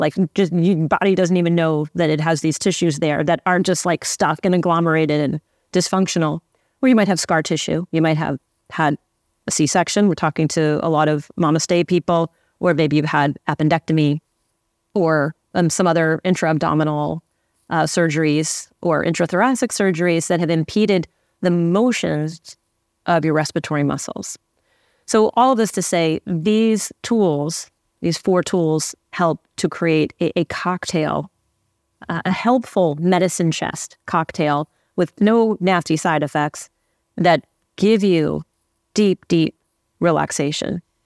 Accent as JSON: {"language": "English", "town": "Santa Fe", "region": "New Mexico", "country": "United States", "tie": "born or raised there", "moved": "yes", "lives_now": "Los Angeles, United States"}